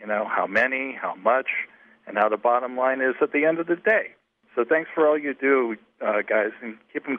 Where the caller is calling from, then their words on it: Newtown, Connecticut, United States; I'm calling from Newtown, Connecticut.